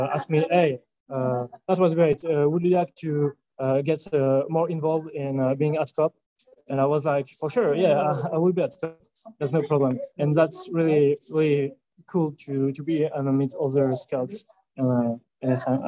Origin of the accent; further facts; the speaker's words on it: France; I'm from France